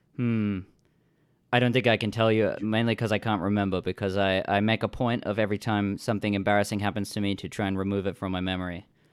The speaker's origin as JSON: {"language": "English", "country": "Australia", "moved": "yes", "lives_now": "Vancouver, Canada", "said": "I'm an Australian living in Vancouver"}